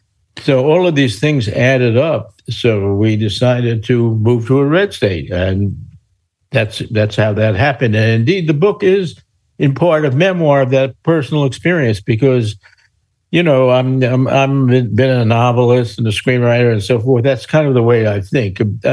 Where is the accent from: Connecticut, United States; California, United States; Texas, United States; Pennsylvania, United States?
California, United States; Los Angeles; moved away as an adult; now in Tennessee, United States; my hometown of Los Angeles